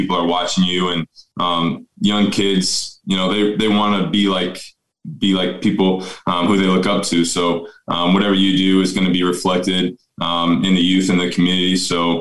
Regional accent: Elkhorn, Nebraska, United States; I'm from Elkhorn just because, growing up here

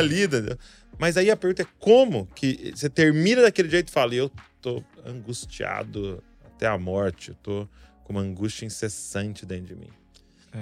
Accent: Santo André, São Paulo, Brazil; also born or lived in São Bernardo do Campo; eu morava em Santo André e o convênio da minha mãe e tal, o hospital foi em São Bernardo

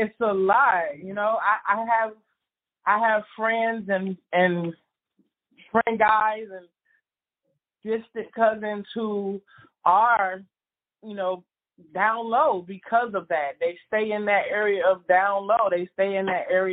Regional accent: Miami, Florida, United States; Growing up in Miami in the city

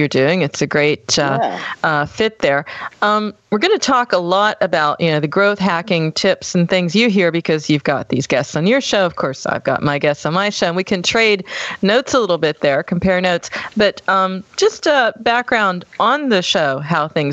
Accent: United States; now in Germany; I'm American. I'm living in Germany

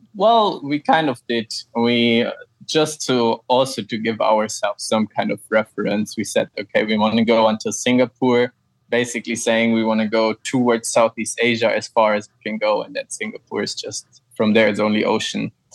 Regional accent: Frankfurt, Hesse, Germany; moved away as an adult; also born or lived in Austria; I'm from Germany, from Frankfurt

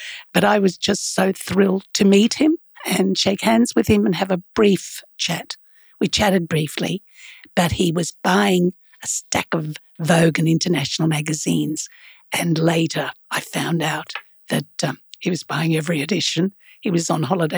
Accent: Australia; I'm from Australia

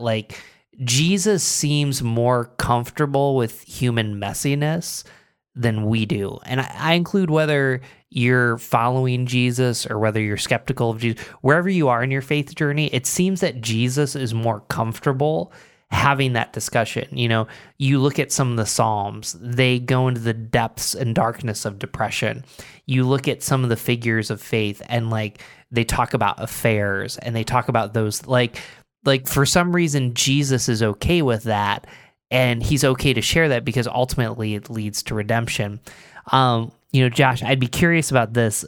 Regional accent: Binghamton, New York, United States; also born or lived in Philadelphia; now in Rochester, United States; I grew up in Binghamton, lived in Philadelphia

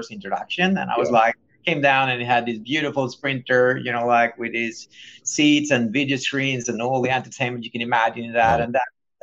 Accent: Sweden; growing up in Sweden

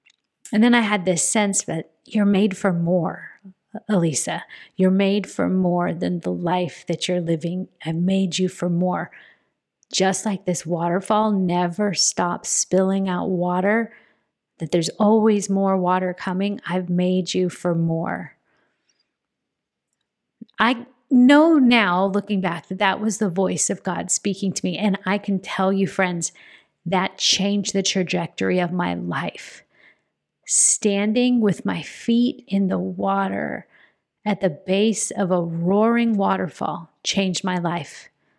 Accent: Phoenix, Arizona, United States; I'm a girl from Central Phoenix, Arizona, who did not grow up camping, going outdoors.

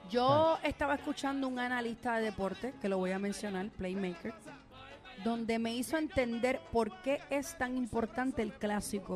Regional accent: Puerto Rico; siendo puertorriqueña

